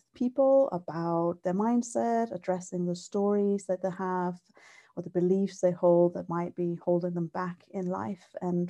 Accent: Denmark; now in Scotland, United Kingdom; Yeah, so I grew up in Denmark, and when I was about 8, I changed schools.

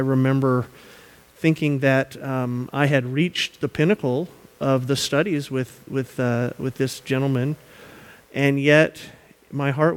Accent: the South, United States; moved away; We are from the South.

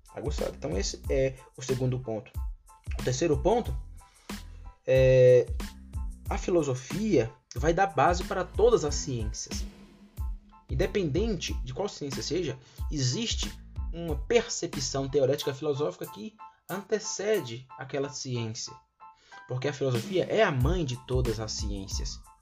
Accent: Brazil; first language Portuguese; eu nasci no Brasil e foi por causa da soberania de Deus que eu nasci aqui no Brasil

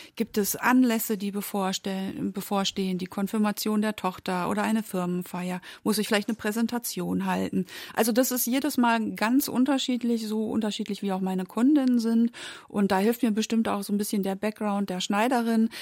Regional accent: Germany; also born or lived in Berlin; wir Deutschen

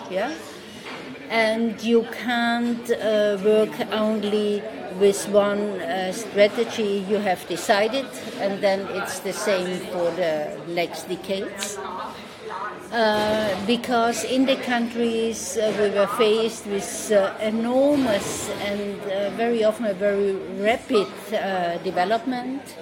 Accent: Carinthia, Austria; I'm from Carinthia.

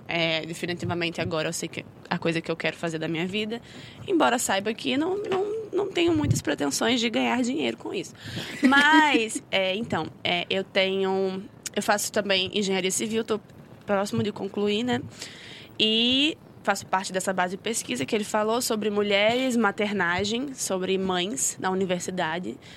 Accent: Rio de Janeiro, Brazil; born there; accent: carioca/nordestina; nasci no Rio, né? Eu já moro aqui faz 10 anos, mas o meu sotaque ele não decide. Então tem dia que eu sou carioca, tem dia que eu sou nordestina.

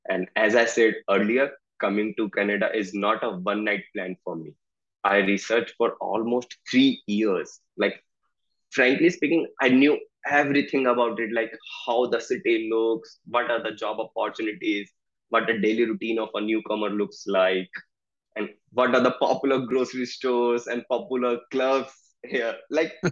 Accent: Delhi, India; moved away as an adult; in India I belong to the Delhi which is the capital city of India

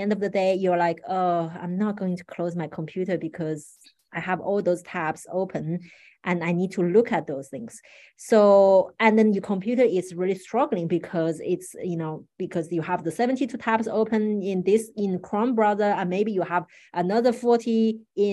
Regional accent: Paris, Île-de-France, France; I grew up in Paris, so I'm relatively familiar with that place

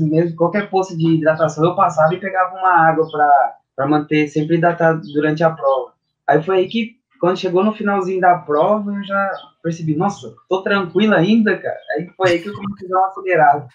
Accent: Paraguaçu Paulista, São Paulo, Brazil; also born or lived in Bauru; sou natural de Paraguaçu Paulista

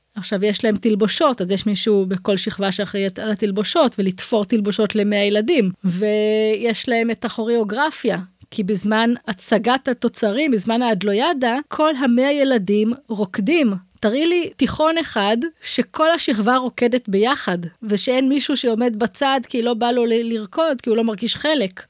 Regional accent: Israel; אני גרה באזור שלי, במושב שגדלתי בו

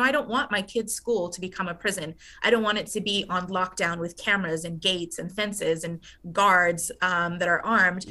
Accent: Loving, New Mexico, United States; my hometown of Loving

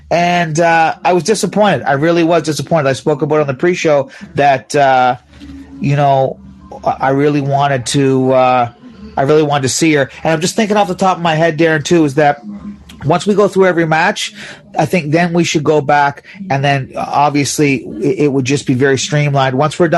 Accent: United States; I was born in the States.

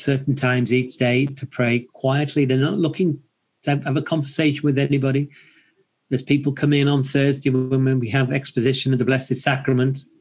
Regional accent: United Kingdom; being British

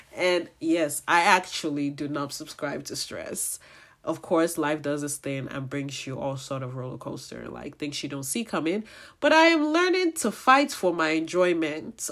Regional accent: Nigeria; my Nigerian people

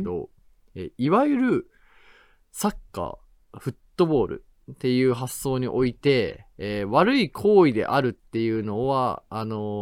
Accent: Tachikawa, Tokyo, Japan; moved away; 生まれ育った立川

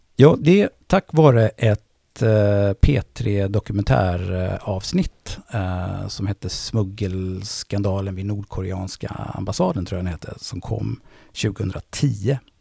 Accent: Gothenburg, Västra Götaland, Sweden; accent: göteborgska; moved away as an adult; now in Stockholm, Sweden; Jag är från Tuve. Precis. Ja. Uh, en bit bort här, Håkansdal. Uh, eh, jag är faktiskt född på i, vad heter det, Östra Gunnelsgärde

